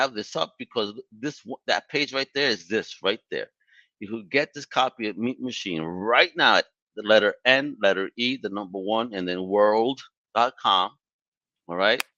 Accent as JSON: {"language": "English", "town": "New York City", "region": "New York", "country": "United States", "said": "I'm from Brooklyn."}